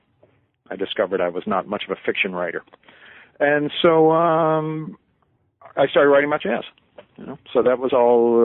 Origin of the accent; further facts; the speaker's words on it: United States; also born or lived in Brooklyn, New York City / Caldwell, New Jersey / East Northport, New York / Oswego, New York; I was born in New York City, in Greenpoint in Brooklyn in 1952, and I grew up in New York suburbs in Caldwell, New Jersey, and East Northport, Long Island